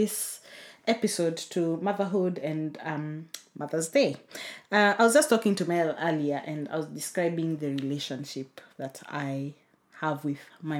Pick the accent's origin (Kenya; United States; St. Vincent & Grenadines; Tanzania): Kenya; also born or lived in United Kingdom; I think because I'm Kenyan.